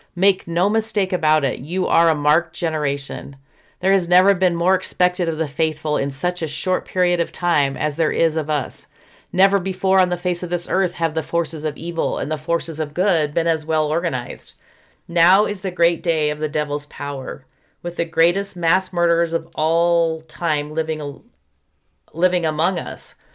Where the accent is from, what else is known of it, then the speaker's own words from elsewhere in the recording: Houston, Texas, United States; when I was in high school growing up in Houston, Texas